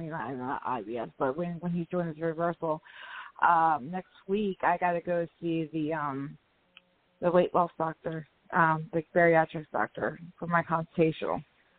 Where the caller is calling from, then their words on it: West Virginia, United States; I'm calling from West Virginia.